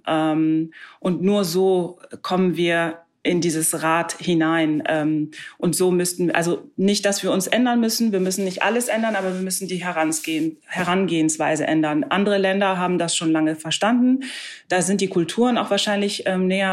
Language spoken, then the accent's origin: German; Germany; bei uns in Deutschland